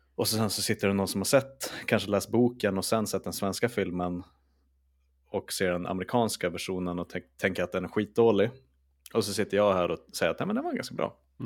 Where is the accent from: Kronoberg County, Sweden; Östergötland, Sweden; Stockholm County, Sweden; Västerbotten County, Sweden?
Västerbotten County, Sweden; Skellefteå; jag är från Skellefteå